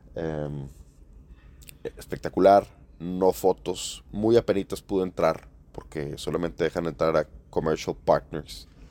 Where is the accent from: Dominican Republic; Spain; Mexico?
Mexico; como buen mexicano